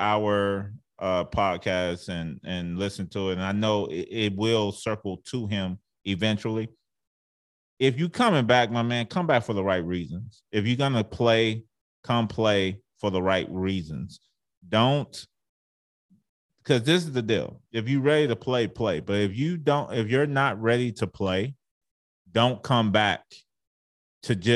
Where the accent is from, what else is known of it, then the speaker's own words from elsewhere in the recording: Arlington, Texas, United States; I grew up in Arlington, Texas